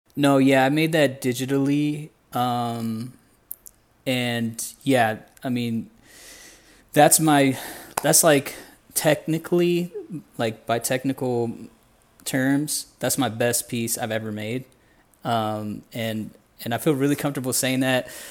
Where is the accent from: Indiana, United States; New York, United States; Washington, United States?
Indiana, United States; moved away as an adult; also born or lived in Houston; now in Guatemala; I was born in Indiana in the U S, um, born and raised out there